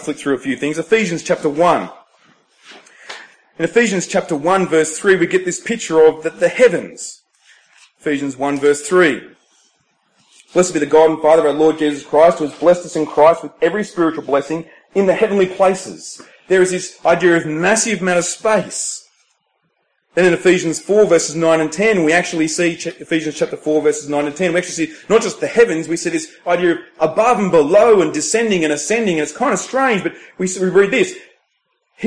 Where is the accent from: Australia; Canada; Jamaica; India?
Australia; Temora, New South Wales; moved away; Temora with this symbol, my hometown